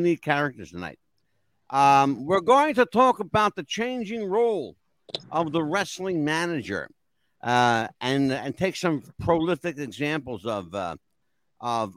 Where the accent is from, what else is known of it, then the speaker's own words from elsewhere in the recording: Northeast, United States; I grew up here in the Northeast